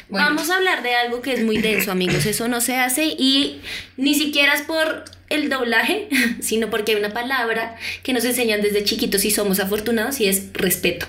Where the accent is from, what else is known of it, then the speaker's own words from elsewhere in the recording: Colombia; porque somos colombianas